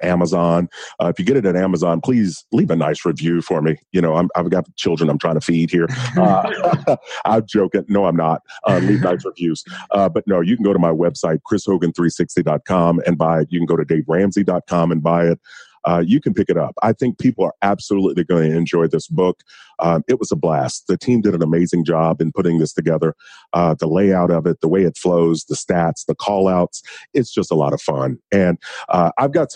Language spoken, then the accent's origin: English; Kentucky, United States; I'm from Kentucky